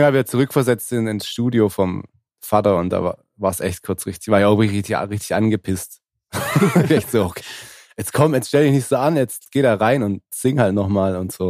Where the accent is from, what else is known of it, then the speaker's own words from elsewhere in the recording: Swabia, Germany; Ich als Schwabe